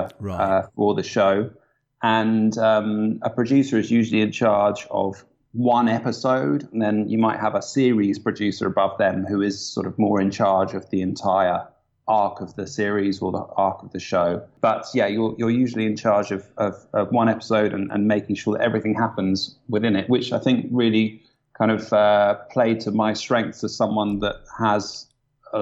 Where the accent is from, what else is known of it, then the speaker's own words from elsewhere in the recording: Kingston upon Thames, London, United Kingdom; now in London, United Kingdom; I was born in Kingston upon Thames, a good home counties boy